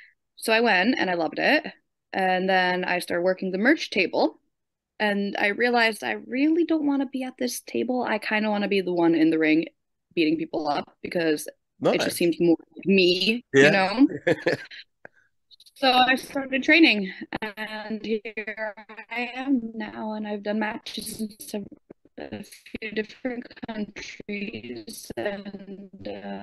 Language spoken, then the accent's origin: English; United States; now in Sweden; when I was growing up in America